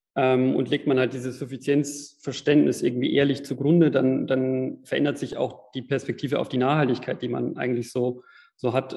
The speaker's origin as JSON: {"language": "German", "town": "Regensburg", "region": "Bavaria", "country": "Germany", "tie": "born or raised there", "said": "in meiner Heimatstadt in Regensburg"}